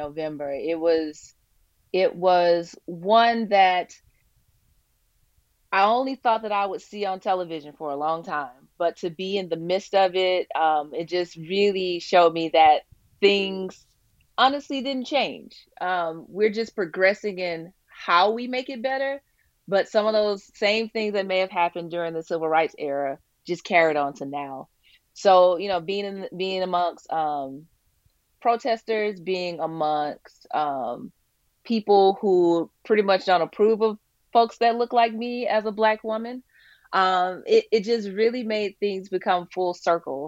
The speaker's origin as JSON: {"language": "English", "town": "Birmingham", "region": "Alabama", "country": "United States", "tie": "born or raised there", "said": "I'm originally from Birmingham, Alabama"}